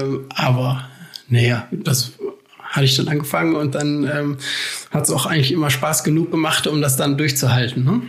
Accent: Essen, North Rhine-Westphalia, Germany; moved away as an adult; also born or lived in Aachen; ich komme ursprünglich aus Essen

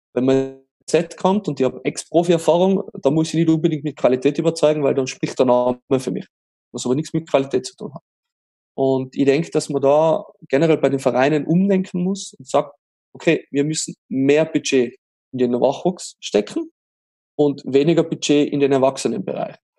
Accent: Austria; bei uns in Österreich

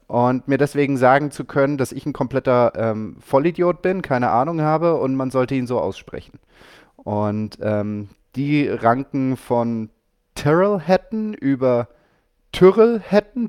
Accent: Germany; bei uns in Deutschland

